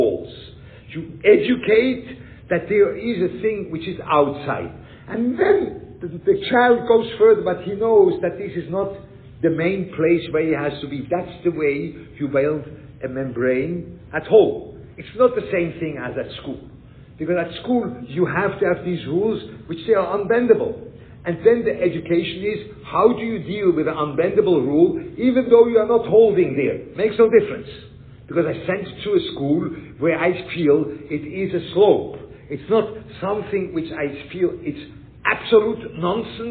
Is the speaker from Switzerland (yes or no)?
yes; Switzerland; I grew up in Switzerland